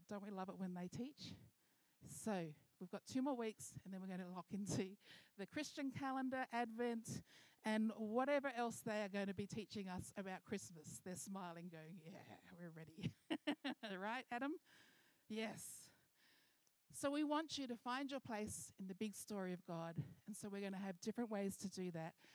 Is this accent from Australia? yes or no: yes; Mildura, Victoria, Australia; moved away; I've been traveling to my hometown